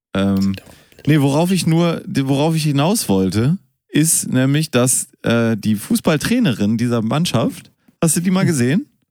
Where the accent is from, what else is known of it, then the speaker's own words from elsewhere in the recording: Münster, North Rhine-Westphalia, Germany; moved away; ich bin ja in Münster geboren